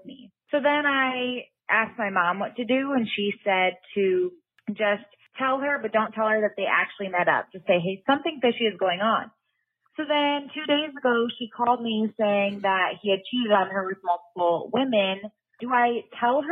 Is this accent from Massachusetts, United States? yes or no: no; Iowa, United States; I am from Iowa